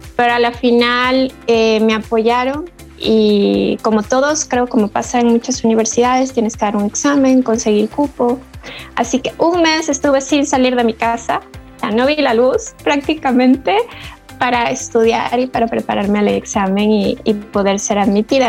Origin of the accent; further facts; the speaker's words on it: Loja, Ecuador; moved away as an adult; also born or lived in Cuenca, Ecuador; now in Madrid, Spain; soy eh, lojana de una ciudad muy pequeñita del sur del Ecuador.